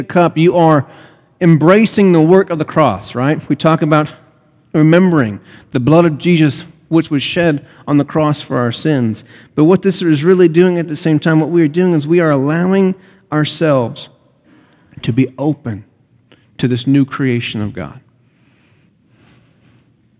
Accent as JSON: {"language": "English", "country": "United States", "said": "I'm an American."}